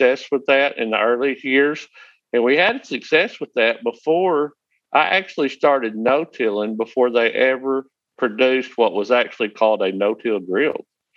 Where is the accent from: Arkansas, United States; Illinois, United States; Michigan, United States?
Arkansas, United States; the Delta, northeast; I am from northeast Arkansas, and I'm from the Delta, where it's very flat